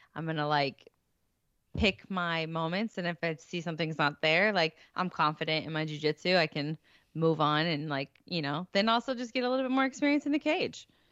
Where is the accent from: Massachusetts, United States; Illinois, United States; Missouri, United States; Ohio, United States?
Missouri, United States; St. Louis; It was gonna be in my hometown